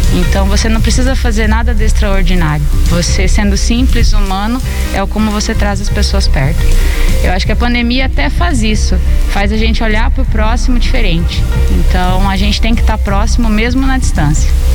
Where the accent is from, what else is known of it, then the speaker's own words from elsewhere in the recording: São Miguel do Iguaçu, Paraná, Brazil; eu sou nascida e criada em São Miguel